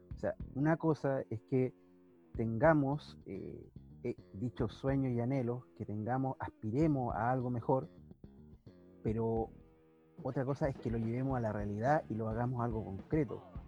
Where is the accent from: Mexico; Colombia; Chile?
Chile; Temuco, Araucanía; soy de Temuco